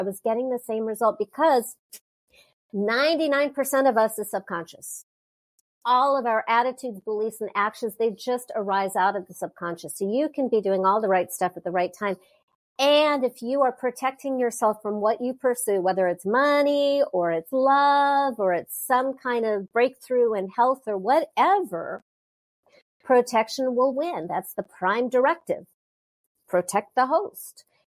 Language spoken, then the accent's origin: English; Southern California, United States; I'm from Southern California